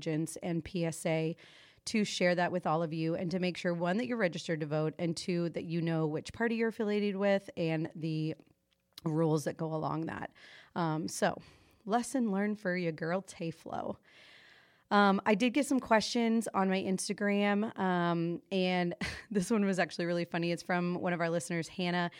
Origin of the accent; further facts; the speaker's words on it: Florida, United States; now in North Carolina, United States; I was raised in Florida